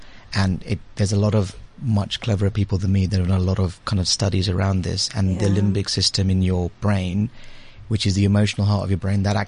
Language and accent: English; London, United Kingdom; also born or lived in India / Liberia; I was born in India, and then I spent a couple of years when I was very young in Liberia, and then back in India, and I went to the UK when I was about 7 or 8. So I've been in the UK ever since, and kind of grew up in London